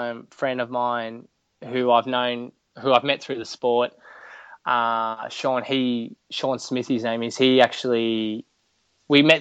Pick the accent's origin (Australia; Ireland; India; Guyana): Australia; Port Macquarie, New South Wales; moved away; It's my home. It's my hometown. I love it in Port. My family's still down there